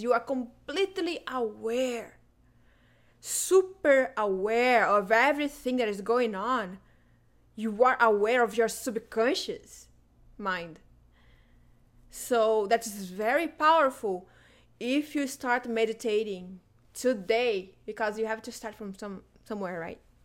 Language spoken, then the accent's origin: English; Brazilian Amazon, Brazil; moved away; I am originally from the Brazilian Amazon